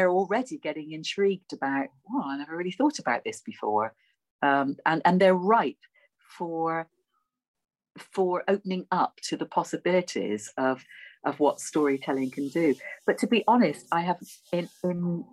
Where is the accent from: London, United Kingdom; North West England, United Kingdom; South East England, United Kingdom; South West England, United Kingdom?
South West England, United Kingdom; Bristol; accent: Bristolian; my Bristolian accent